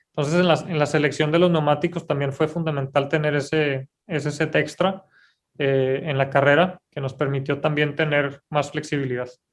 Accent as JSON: {"language": "Spanish", "country": "Mexico"}